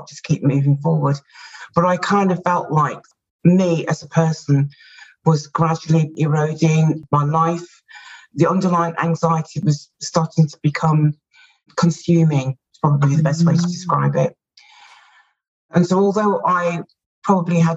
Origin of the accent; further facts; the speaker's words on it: United Kingdom; And as you can tell from my accent, or maybe you can't, I'm from the UK.